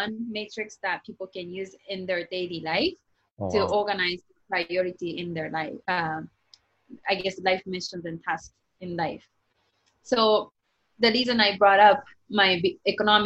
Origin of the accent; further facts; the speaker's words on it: Japan; English is a second language; I was born and raised in Japan